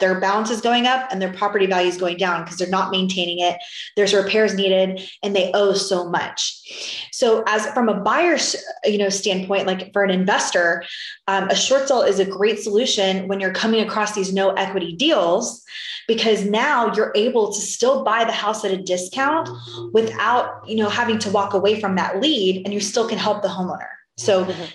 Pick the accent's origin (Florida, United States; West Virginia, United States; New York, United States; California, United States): Florida, United States; now in Texas, United States; I'm from originally from Florida and now I'm in Texas